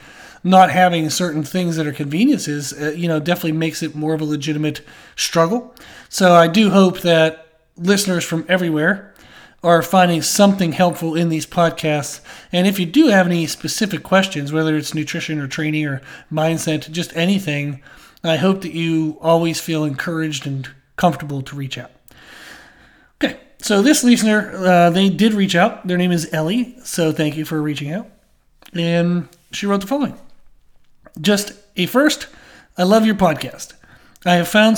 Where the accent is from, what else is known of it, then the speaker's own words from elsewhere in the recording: United States; being an American